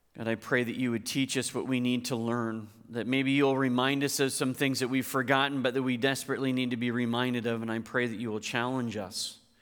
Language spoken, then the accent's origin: English; Hartland, New Brunswick, Canada; moved away; I grew up in Heartland